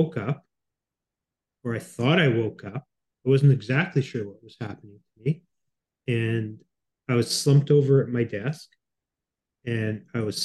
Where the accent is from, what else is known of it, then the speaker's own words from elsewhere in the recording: Winnipeg, Manitoba, Canada; moved away as an adult; now in Toronto, Canada; I come from Winnipeg originally, which has almost no air pollution